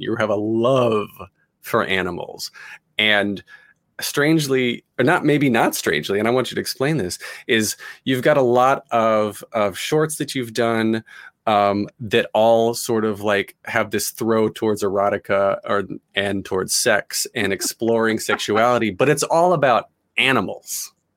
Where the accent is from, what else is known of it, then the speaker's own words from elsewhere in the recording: United States; as an American